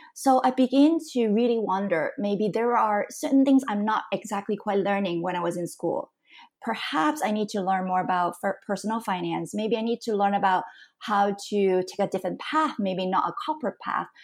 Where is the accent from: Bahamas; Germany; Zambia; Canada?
Canada; moved away as an adult; also born or lived in Hong Kong / United States / Singapore; now in Taiwan; I was born in Hong Kong. I grew up in Canada